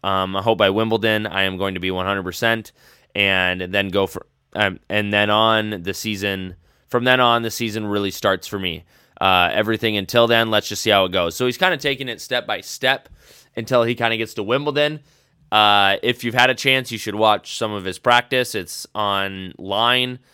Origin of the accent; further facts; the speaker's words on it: United States; accent: American; my English accent, American accent